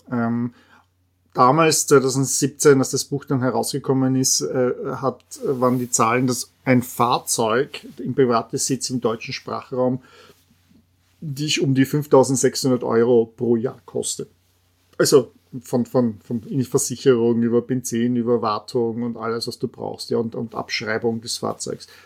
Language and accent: German; Austria; Äh, ich als Österreicher sage auch Porsche Pierce sind eine österreichische Familie